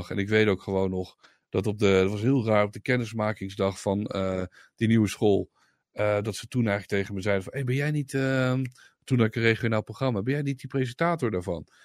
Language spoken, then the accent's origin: Dutch; Zwolle, Overijssel, Netherlands; Stuur daar maar door naar Zwolle, de hoofdstad van Overijssel, waar ik vandaan kom.